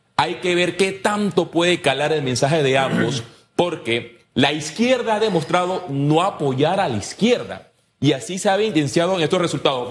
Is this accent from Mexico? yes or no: no; Puerto Armuelles, Chiriquí, Panama; Yo vivía en un círculo en el epicentro de la izquierda en su momento de Puerto Armuelles